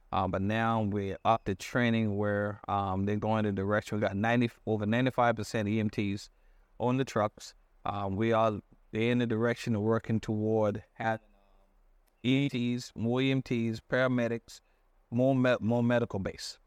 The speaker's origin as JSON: {"language": "English", "town": "Johns Island", "region": "South Carolina", "country": "United States", "tie": "born or raised there", "also_born_or_lived": "Hartford, Connecticut", "said": "Born and raised on, um, John's Island."}